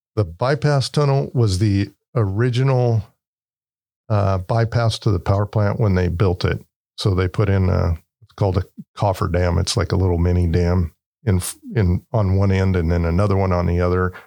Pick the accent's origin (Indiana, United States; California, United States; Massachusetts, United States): California, United States; Turlock; I grew up in Turlock, um, lived in the area since I was probably about three years old